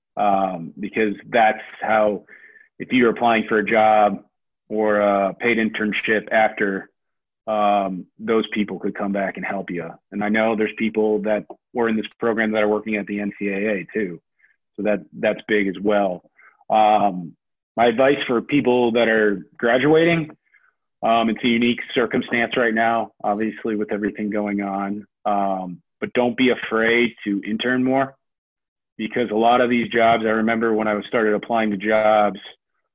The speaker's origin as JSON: {"language": "English", "town": "Cleveland", "region": "Ohio", "country": "United States", "tie": "born or raised there", "said": "I grew up in Cleveland"}